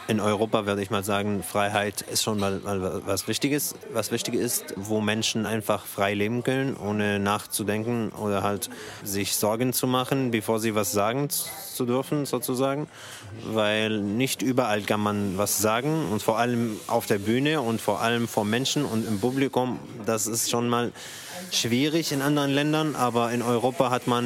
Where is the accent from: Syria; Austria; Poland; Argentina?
Syria; now in Germany; ich komme aus Syrien. Ich bin hier seit 2014.